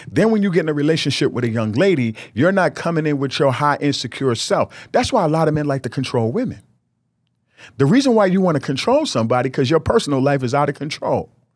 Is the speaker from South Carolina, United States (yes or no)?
no; New York, United States; I was from New York